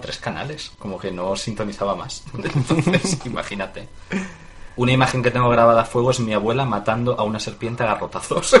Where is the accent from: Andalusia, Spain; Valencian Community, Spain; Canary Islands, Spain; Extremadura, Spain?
Extremadura, Spain; Mérida; also born or lived in Galicia; yo de niño vivía en Mérida